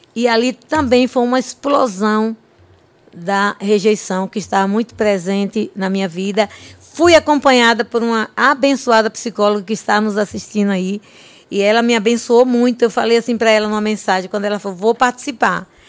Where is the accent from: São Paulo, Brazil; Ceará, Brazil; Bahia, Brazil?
Bahia, Brazil; Olindina; Eu sou da cidade de Olindina, na Bahia, sertão nordestino. É, a minha cidade tem 26 mil habitantes, então eu cresci ali.